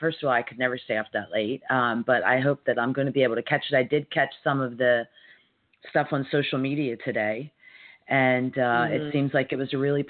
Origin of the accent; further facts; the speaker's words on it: United States; how I was able to navigate one of the most stressful weeks in my 53 years as an American.